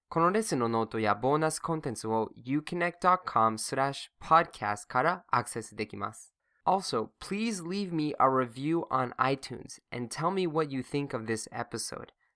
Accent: Massachusetts, United States; now in Japan; my home state, Massachusetts

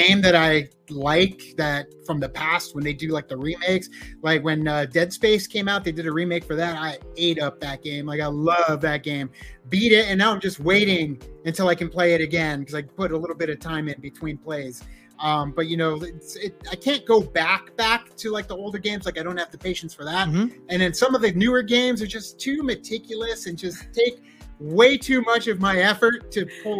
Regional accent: Arizona, United States; growing up in Arizona

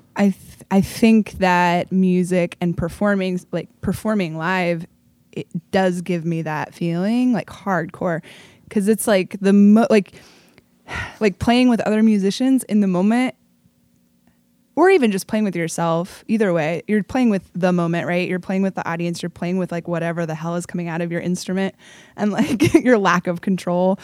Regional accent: Portland, Oregon, United States; I was, like, a kid actor for a bunch of pro theaters in Portland

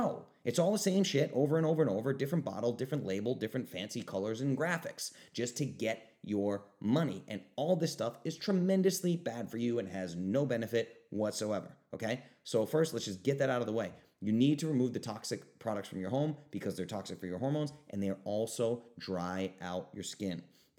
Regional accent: Rhode Island, United States; I grew up in Rhode Island. When there was a foot of snow on the ground, my little sister would take a 2-hour shower, right?

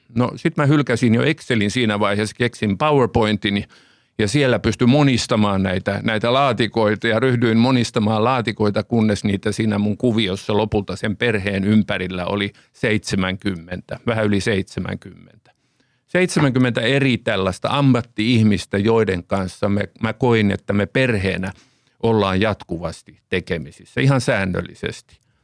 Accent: Finland

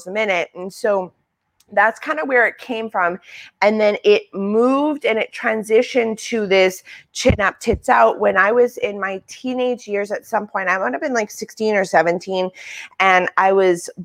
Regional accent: Manitoba, Canada; also born or lived in South Africa; North Dakota is like a 2.5 hour drive south of Manitoba where we are

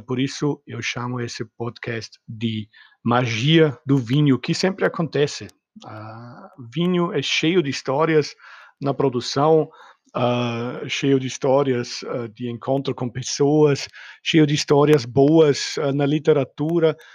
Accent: Austria; Portuguese is a second language; moved away; eu não sou nativo brasileiro nem português, ah, sou austríaco, nasci no meio dos vinícolas

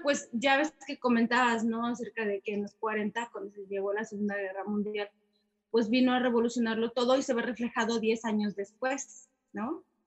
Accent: Mexico; como mexicanos

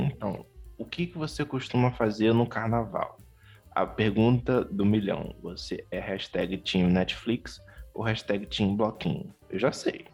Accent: Rio de Janeiro, Brazil; como um bom carioca, não tanto da gema

